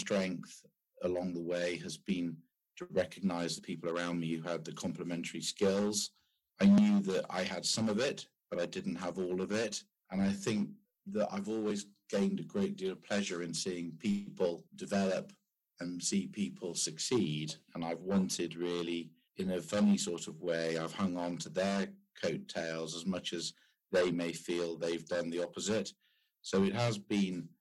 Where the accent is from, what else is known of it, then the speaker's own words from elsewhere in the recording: United Kingdom; also born or lived in France; being British and being in the automotive industry